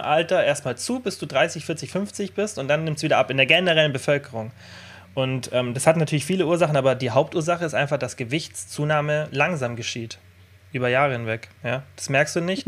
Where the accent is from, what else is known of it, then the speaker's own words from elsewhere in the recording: Germany; jetzt bei uns in Deutschland